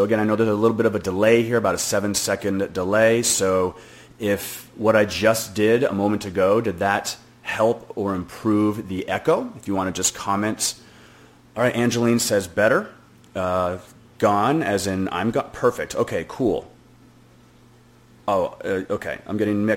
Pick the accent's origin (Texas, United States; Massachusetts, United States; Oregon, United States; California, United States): Massachusetts, United States; Boston; I'm from Boston too